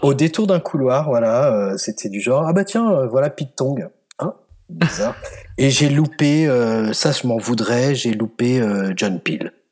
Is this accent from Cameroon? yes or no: no; France; moved away as an adult; also born or lived in Scotland; je suis français